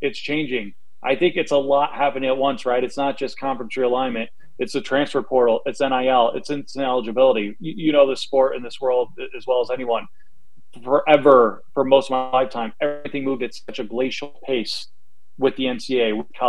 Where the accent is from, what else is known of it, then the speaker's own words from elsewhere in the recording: New York, United States; I grew up in New York.